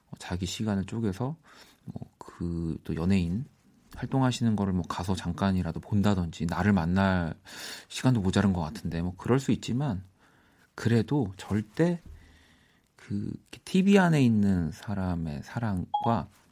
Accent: Seoul, South Korea; I'm from 서울.

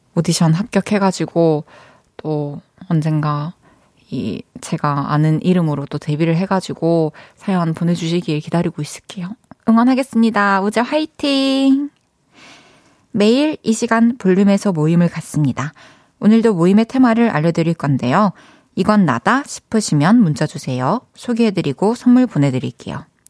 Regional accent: Iksan, North Jeolla, South Korea; moved away; 제 본가가 익산인데

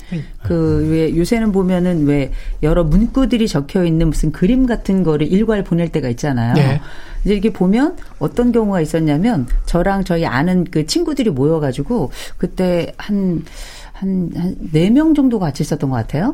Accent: Gangwon, South Korea; 강원도 출신

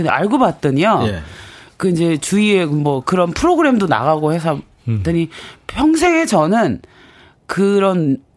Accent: South Korea; 제가 어릴 때 낙동강변에 살았습니다.

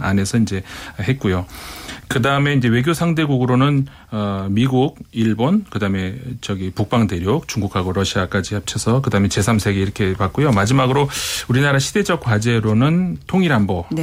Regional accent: Seoul, South Korea; 제가 서울에서 왔다 하니까

